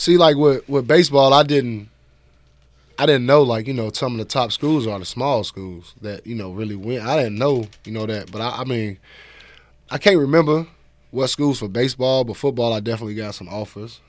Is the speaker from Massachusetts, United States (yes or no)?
no; Chicago, Illinois, United States; I'm from Chicago